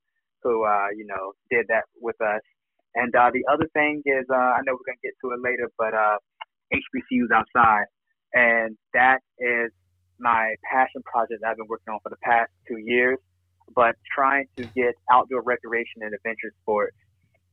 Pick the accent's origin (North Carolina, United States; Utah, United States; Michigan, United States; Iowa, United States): North Carolina, United States; Liberty City; also born or lived in Minneapolis, Minnesota; Born and raised here in North Carolina, Liberty City, but I also want to claim Minneapolis, Minnesota as home